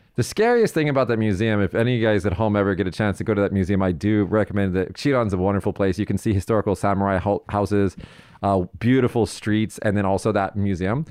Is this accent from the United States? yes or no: yes; United States; as the American side of this conversation